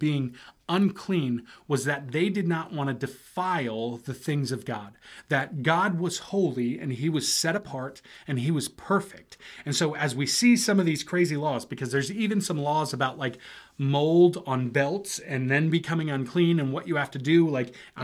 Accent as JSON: {"language": "English", "country": "United States", "said": "myself as an American"}